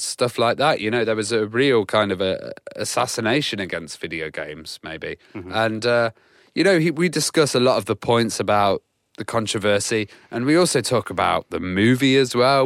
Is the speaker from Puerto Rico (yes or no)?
no; United Kingdom; as a British uh, guy